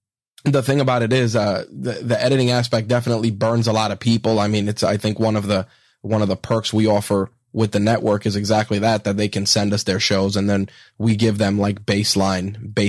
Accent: New York, United States; that's my crutch word as well as a New Yorker.

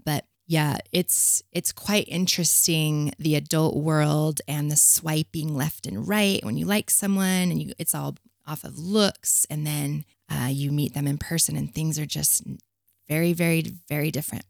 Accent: Provo, Utah, United States; I grew up in Provo, of all the places, the epicenter of hell

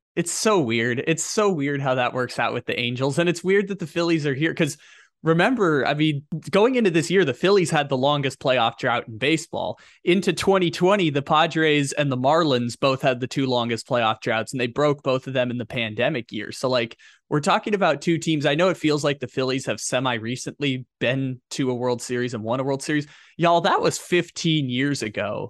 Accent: San Diego, California, United States; moved away; I'm from San Diego. I, I don't live there anymore

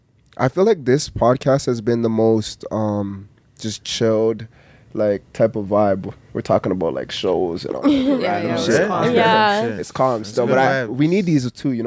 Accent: Canada; Being a Canadian is hard.

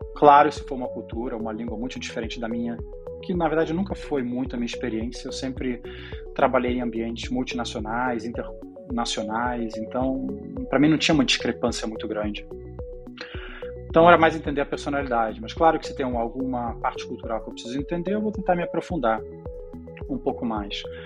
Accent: Brazil; moved away as an adult; also born or lived in Israel / Spain; now in Zurich, Switzerland; a gente se mudou para o Brasil quando eu tinha seis anos

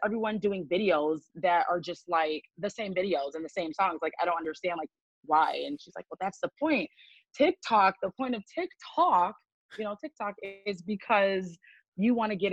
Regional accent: Grand Rapids, Michigan, United States; from Grand Rapids, Raggedy, Michigan.

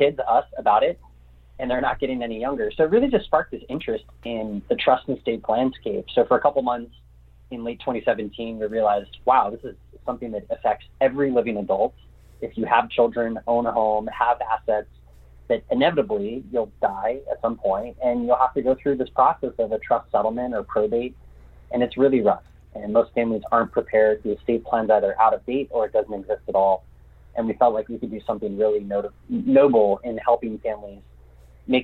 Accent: Orange County, California, United States; moved away as an adult; now in San Diego, United States; I'm born and raised in Orange County

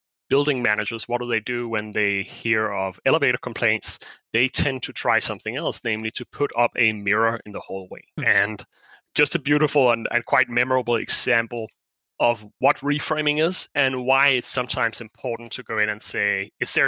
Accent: Denmark; moved away as an adult; I'm originally from Denmark. I've been abroad for maybe 14 years

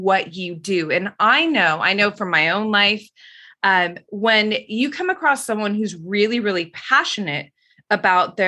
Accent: New York City, New York, United States; So I grew up in Queens, New York. I'm a native New Yorker, still here, gonna die here.

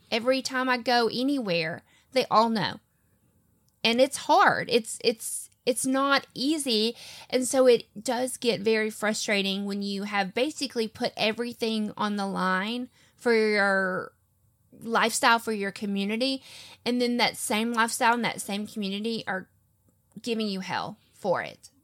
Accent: the South, United States; I'm from the South

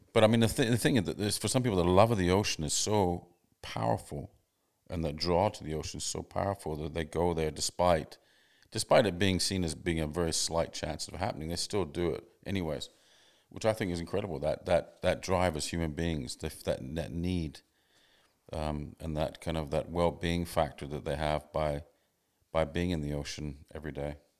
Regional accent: Canada; also born or lived in England / Sydney, Australia; now in Australia; I grew up in Canada, but I, then I lived in England for a long time.

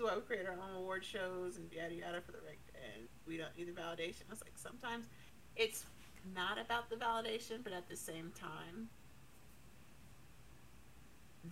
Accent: United States; I'm American and I'm not British

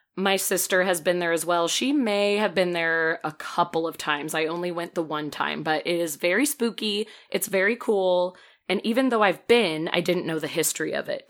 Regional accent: Peoria, Illinois, United States; moved away; Bartonville, Illinois, very close to my hometown

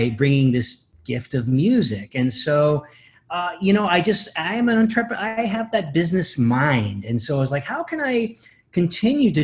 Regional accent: Connecticut, United States; also born or lived in Dallas, Texas / Nashville, Tennessee; now in Los Angeles, United States; I'm from Connecticut.

